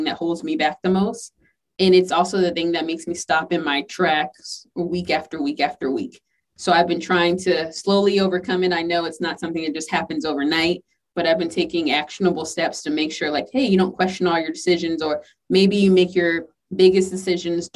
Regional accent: the South, United States; I'm from the South

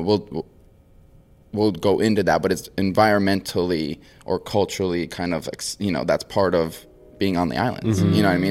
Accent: Maui, Hawaii, United States; born and raised on Maui. So from Hawaii, uh, small island

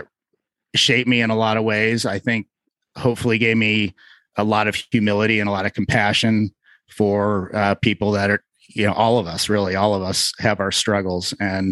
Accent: Cincinnati, Ohio, United States; moved away; I'm originally from Cincinnati, Ohio

